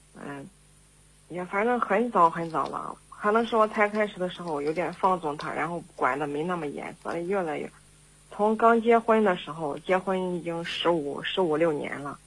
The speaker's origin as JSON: {"language": "Chinese", "region": "Henan", "country": "China", "said": "我是来自我们河南的"}